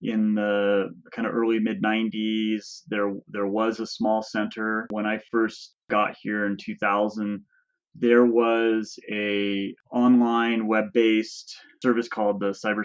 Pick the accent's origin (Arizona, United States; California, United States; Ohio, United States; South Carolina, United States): California, United States; Orange; moved away as an adult; also born or lived in Davis, California / Mammoth Lakes, California; now in Crowley Lake, United States; I grew up in Southern California in Orange